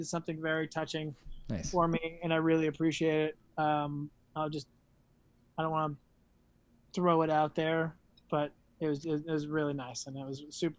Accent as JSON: {"language": "English", "region": "Texas", "country": "United States", "tie": "born or raised there", "said": "I was born in Texas"}